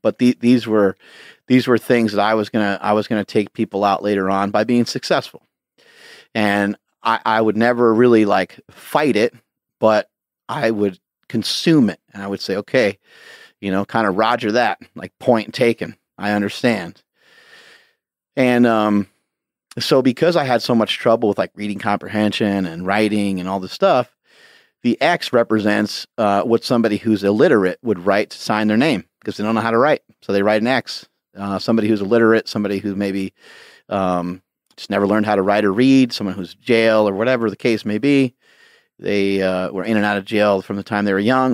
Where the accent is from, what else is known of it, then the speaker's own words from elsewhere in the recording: Poughkeepsie, New York, United States; I grew up in an area called Poughkeepsie, New York